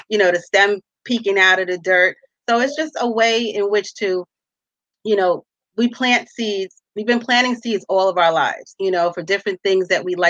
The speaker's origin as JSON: {"language": "English", "town": "New York City", "region": "New York", "country": "United States", "tie": "born or raised there", "said": "I'm a native New Yorker, a resident of Staten Island, born and bred in New York"}